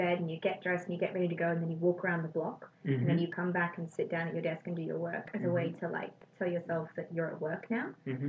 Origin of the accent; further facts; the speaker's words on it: South Africa; I came from South Africa, and it's still very Western. It's still it was still a British colony